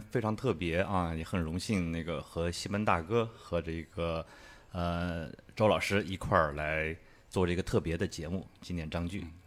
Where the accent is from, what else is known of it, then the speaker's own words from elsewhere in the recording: Kunming, Yunnan, China; 我是云南昆明长长大的